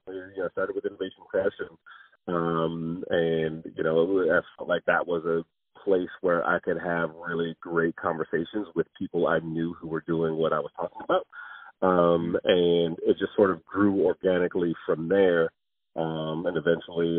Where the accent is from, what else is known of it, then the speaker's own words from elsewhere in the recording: Detroit, Michigan, United States; I'm from Detroit, Michigan